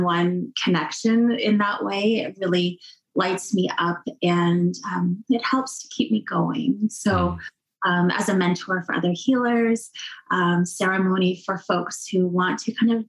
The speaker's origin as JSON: {"language": "English", "area": "Cape Croker First Nation", "region": "Ontario", "country": "Canada", "said": "I'm from Cape Croker First Nation"}